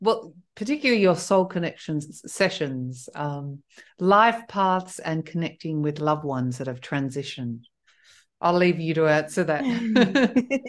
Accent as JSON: {"language": "English", "country": "Australia", "also_born_or_lived": "south of France", "moved": "yes", "lives_now": "France", "said": "I'm originally Australian"}